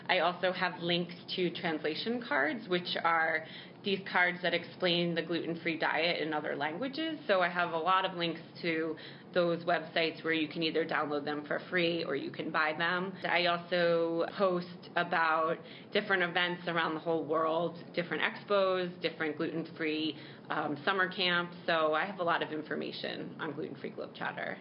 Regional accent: New York City, New York, United States; I'm a New Yorker and I just love New York City.

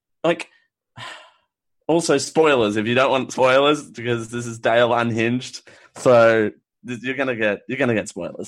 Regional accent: Australia; I'm Australian

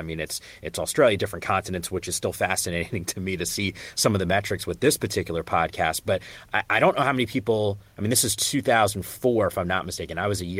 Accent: Northeast, United States; I grew up in the Northeast.

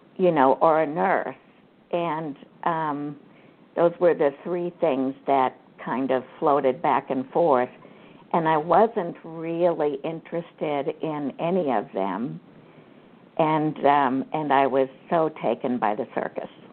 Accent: Kansas, United States; I grew up in Kansas on a farm

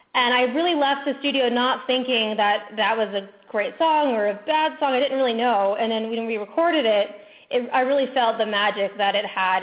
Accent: Orlando, Florida, United States; I'm originally from Orlando, Florida, where I grew up going to Disneyland all the time

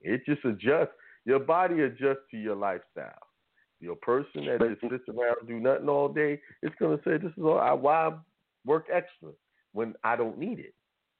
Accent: New York, United States; And I grew up in New York, so I was playing basketball on asphalt and concrete, which is one of the worst things to play on, you know.

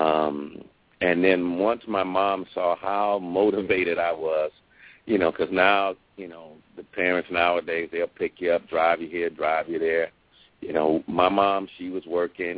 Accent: Detroit, Michigan, United States; now in West Covina, United States; old school R&B, which I grew up on in Detroit, Michigan.

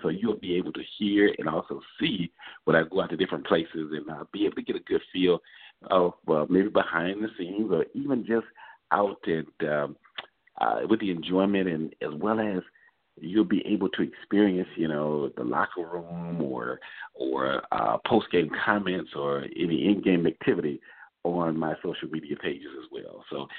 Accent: Atlanta, Georgia, United States; Coming to you from my hometown, the capital city of Georgia, of Atlanta

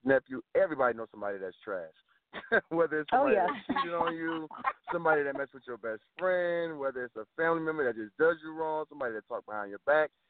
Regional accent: West Palm Beach, Florida, United States; also born or lived in Miami, Florida; I'm originally from West Palm Beach, Florida

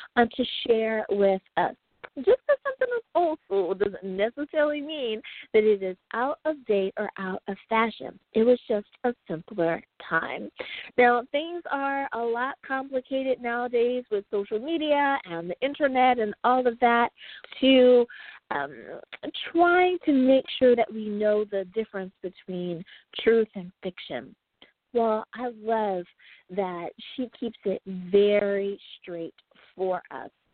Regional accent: United States; my home country, the great United States of America

